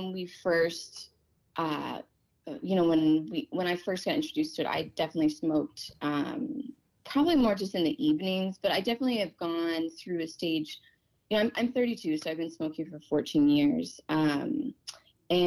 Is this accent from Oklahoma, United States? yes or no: yes; Oklahoma, United States; now in Port Angeles, United States; growing up in Oklahoma